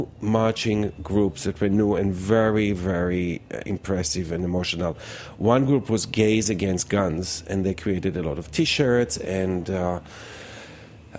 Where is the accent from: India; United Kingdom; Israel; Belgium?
Israel; moved away as an adult; now in New York City, United States; I was born in Israel and served in the army and in the defense force and in the reserve